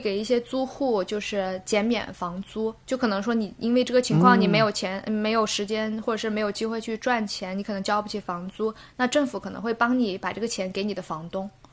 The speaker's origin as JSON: {"language": "Chinese", "town": "Guilin", "region": "Guangxi", "country": "China", "also_born_or_lived": "Beijing", "moved": "as an adult", "lives_now": "London, United Kingdom", "said": "从北京回到家，我是桂林人，回到桂林之后呢"}